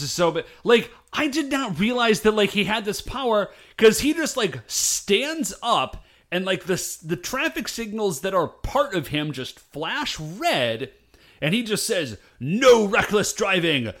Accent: United States; I'm American

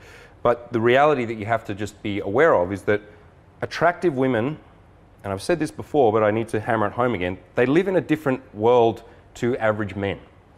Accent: Australia; now in San Diego, United States; I'm an Aussie too, but I've been living in San Diego.

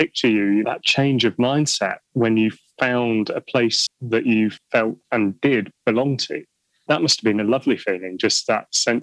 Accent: the Wirral, North West England, United Kingdom; I grew up on the Wirral.

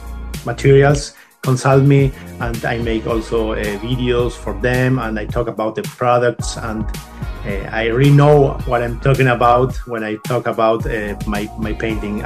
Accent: Buenos Aires, Argentina; I was born in Argentina in 1978. And I started with my painting lessons, my painting, my inspiration, my creativity in plastic, in painting and drawing when I was six at a local workshop near my home in Argentina, in Buenos Aires capital.

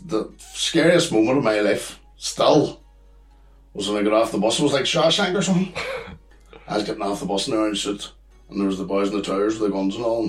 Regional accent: Ireland; moved away as an adult; singing on the street and being an Irish soul and fucking got arrested then for drunken disorderly.

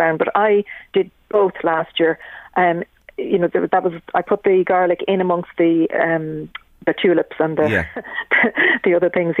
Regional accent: Dunshaughlin, Leinster, Ireland; also born or lived in Dublin; now in Slane, Ireland; I grew up in Dunshaughlin

